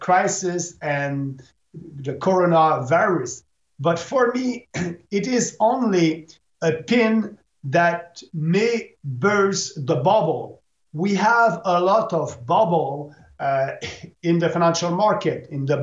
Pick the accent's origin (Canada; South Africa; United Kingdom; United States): Canada